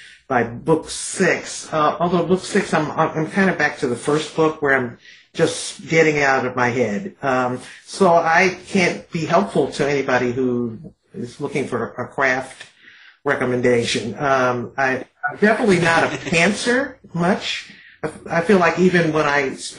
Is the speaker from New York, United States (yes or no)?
no; Detroit, Michigan, United States; growing up in Detroit